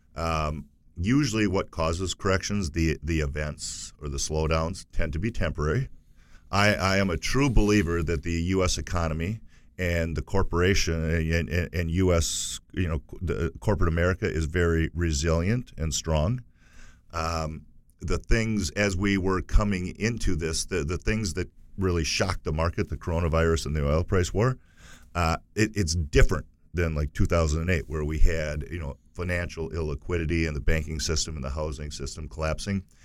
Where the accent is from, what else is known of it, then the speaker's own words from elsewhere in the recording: United States; we as, as, as American consumers